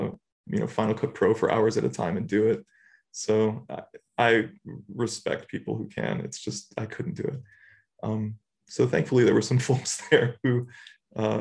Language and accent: English; Buffalo, New York, United States; moved away as an adult; I come from Buffalo, New York, family of steelworkers